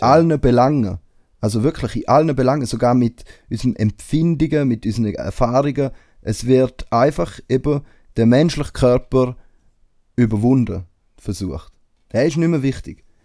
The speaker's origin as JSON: {"language": "German", "country": "Switzerland", "said": "bei uns in der Schweiz"}